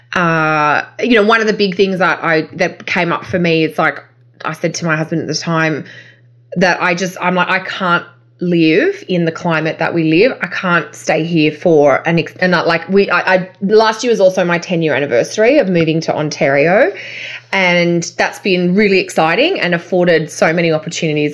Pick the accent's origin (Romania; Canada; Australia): Australia